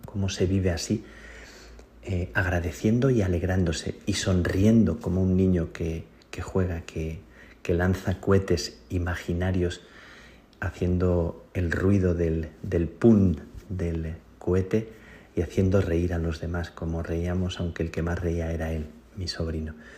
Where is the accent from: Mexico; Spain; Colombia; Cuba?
Spain; now in Rome, Italy; la gente en mi tierra, en España